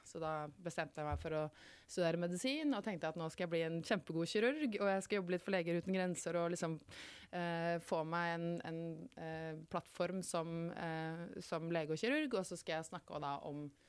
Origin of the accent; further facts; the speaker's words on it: Muggerud, Buskerud, Norway; jeg vokste opp uh, utenfor Kongsberg, på et sted som ikke så mange har hørt om, som heter Muggerud